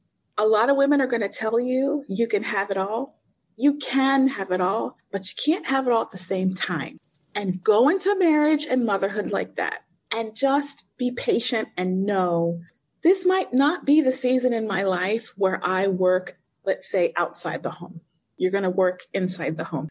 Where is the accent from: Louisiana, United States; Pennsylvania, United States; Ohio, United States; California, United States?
Pennsylvania, United States; West Chester; moved away as an adult; now in Cairo, Egypt; I grew up in Pennsylvania, a sweet small town, Westchester, Pennsylvania, in the same house my whole life